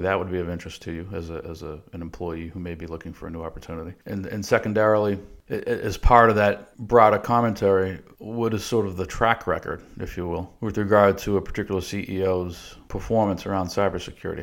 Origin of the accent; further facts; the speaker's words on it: Boston, Massachusetts, United States; moved away as an adult; also born or lived in Dallas, Texas; We're originally from the Boston area, sort of born and raised there